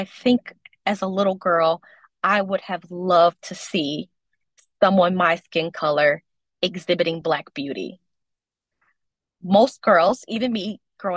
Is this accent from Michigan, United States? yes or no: yes; Detroit, Michigan, United States; also born or lived in Western Australia; growing up in Detroit and not being light skinned